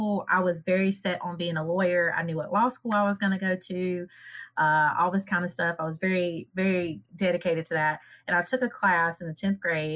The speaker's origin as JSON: {"language": "English", "town": "Lancaster", "region": "South Carolina", "country": "United States", "said": "I'm from Lancaster, South Carolina"}